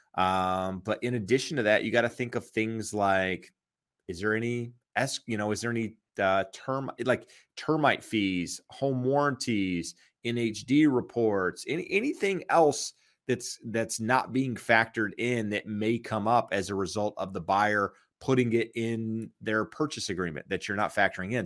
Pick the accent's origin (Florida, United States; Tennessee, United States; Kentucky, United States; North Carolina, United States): North Carolina, United States; now in Southern California, United States; when I grew up in North Carolina